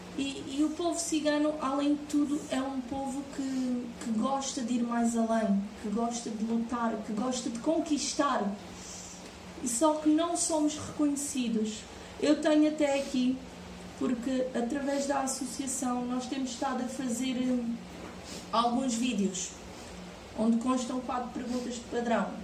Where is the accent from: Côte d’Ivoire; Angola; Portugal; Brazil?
Portugal; eu sou portuguesa e sou cigana